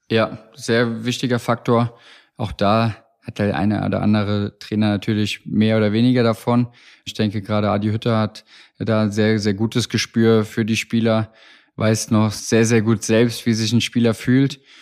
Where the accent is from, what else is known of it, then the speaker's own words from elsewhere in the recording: Hesse, Germany; Bin waschechter Hesse, für mich mit der Heimat ungemein verbunden